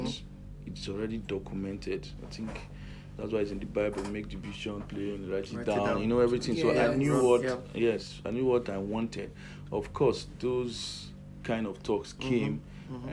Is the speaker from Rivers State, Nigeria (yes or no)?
yes; Port Harcourt, Rivers State, Nigeria; also born or lived in Edo State; now in Benin City, Nigeria; I grew up in Port Harcourt. Yes, River State.